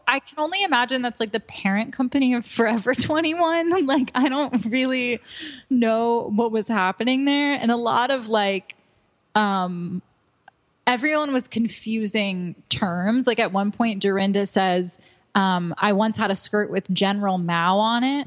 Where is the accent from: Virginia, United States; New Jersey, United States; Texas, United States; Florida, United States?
New Jersey, United States; I'm from New Jersey